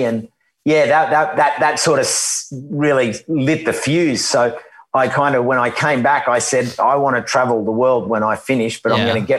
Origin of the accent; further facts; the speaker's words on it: Sydney, New South Wales, Australia; I was born in Sydney, in Darlinghurst at the St. Margaret's Hospital there. And then I grew up in Bondi. And then it was interesting because I took my first steps on my godfather's farm out at near Mudgee in a place called Bylong